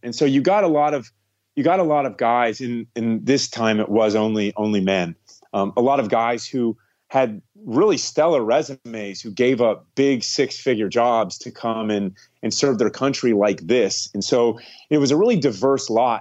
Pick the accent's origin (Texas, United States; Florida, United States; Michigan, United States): Florida, United States; also born or lived in Ohio / Gainesville, Florida; Moved with my mom down to Florida